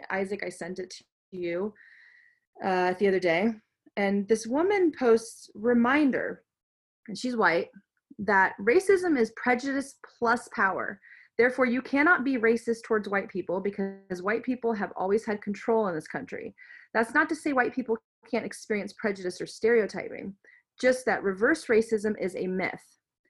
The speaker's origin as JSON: {"language": "English", "country": "United States", "said": "This is somebody being prejudiced towards me because I'm American."}